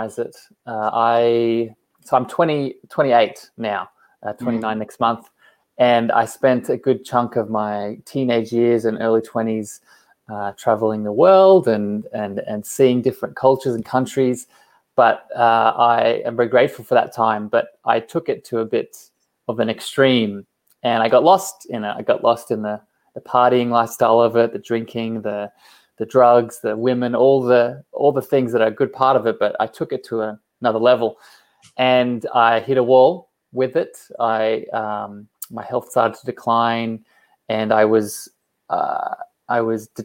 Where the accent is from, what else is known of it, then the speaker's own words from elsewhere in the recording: Australia; also born or lived in Coffs Harbour; I am from Australia, down on the East Coast.